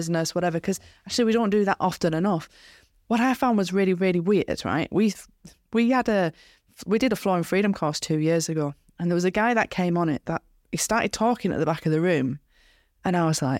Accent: Skipton, Yorkshire and the Humber, United Kingdom; I said, where are you from? And he goes, Skipton. I went, me too.

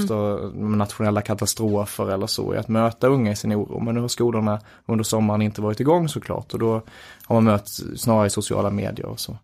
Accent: Göinge, Skåne, Sweden; moved away as an adult; now in Stockholm, Sweden; jag är från Göinge

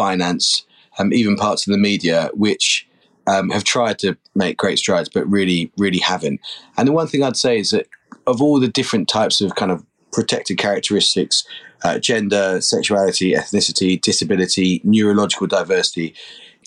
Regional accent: London, United Kingdom; I grew up in London to part of an amazing family

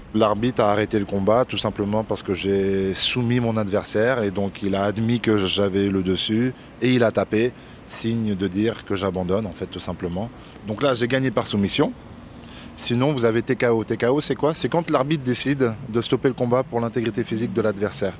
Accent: Île-de-France, France; also born or lived in Tunisia; Je suis né en Tunisie, mais je suis arrivé à l'âge de deux semaines en France. Donc je me considère comme français.

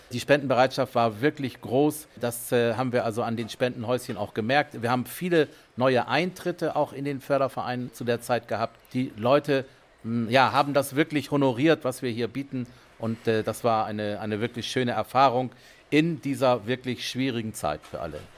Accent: Bassum, Lower Saxony, Germany; Ich bin in Bassum groß geworden, aufgewachsen und ich bin also seit meiner Kindheit hier immer wieder gewesen mit Freunden, mit Freundinnen

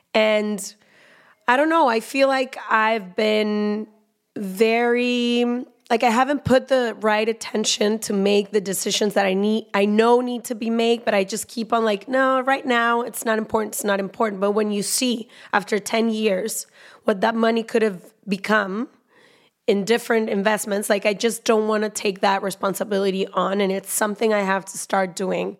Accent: Guadalajara, Jalisco, Mexico; I am a Mexican woman. I was born in Guadalajara

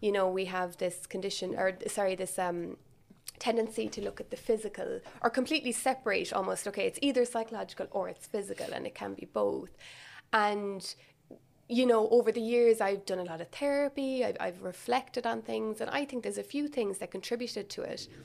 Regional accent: Milltown, Munster, Ireland; also born or lived in Cork; I'm from Milltown, um, so that's where I grew up. So for anyone that doesn't know, it's kind of mid-Kerry.

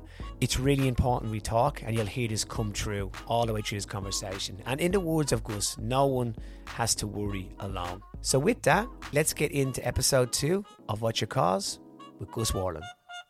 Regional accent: Australia; I'm actually Australian.

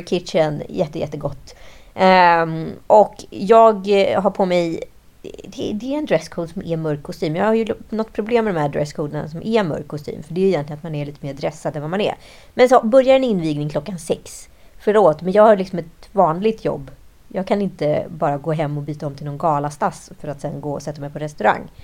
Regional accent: Mälardalen, Sweden; vi är ju från Mälardalen, gnällbältets finest

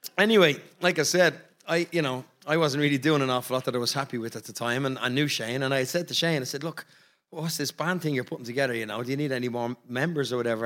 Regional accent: Ireland

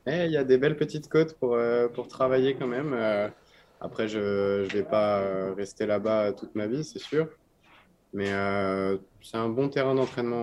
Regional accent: France; en tant que Français

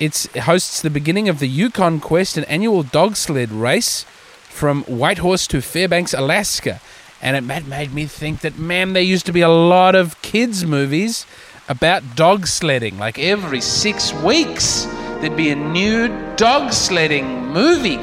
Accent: Adelaide, South Australia, Australia; I'm a comedian from Adelaide, Australia

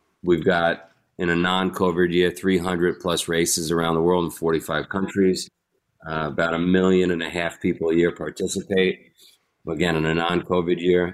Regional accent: New York City, New York, United States; I grew up in Queens, New York

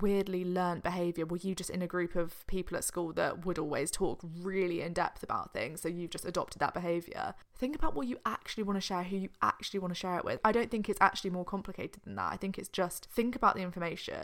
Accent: Oxfordshire, South East England, United Kingdom; I'm from Oxfordshire

